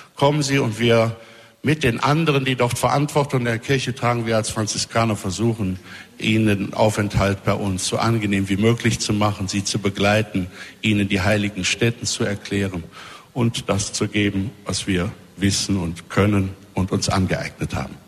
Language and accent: German; Germany; Wir haben ja als Deutsche